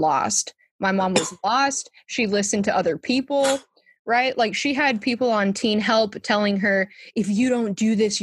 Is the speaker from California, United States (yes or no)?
yes; San Diego, California, United States; moved away; also born or lived in Western Massachusetts; I grew up in San Diego